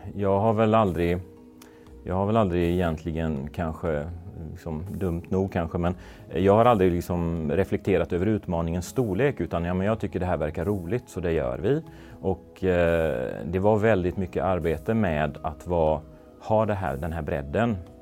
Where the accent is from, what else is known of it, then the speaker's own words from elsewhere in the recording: Gothenburg, Västra Götaland, Sweden; moved away as an adult; also born or lived in Skåne / Malmö / Stockholm; flytta tillbaks till Göteborg där jag kommer ifrån